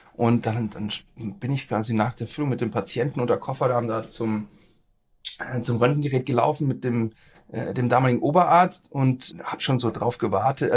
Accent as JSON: {"language": "German", "town": "Erlangen", "region": "Bavaria", "country": "Germany", "tie": "born or raised there", "also_born_or_lived": "Nuremberg", "said": "bin geboren in Erlangen, äh, bin dort zur Schule gegangen, habe da auch studiert"}